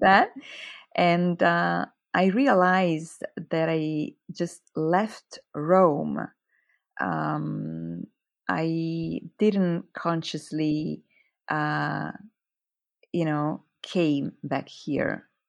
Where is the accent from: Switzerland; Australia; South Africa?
Switzerland; near Lugano, Ticino; first language Italian; English is a second language; also born or lived in Zurich, Switzerland; where I live, it's the only Italian speaking canton. So that's why my mm-hmm. mother tongue is Italian.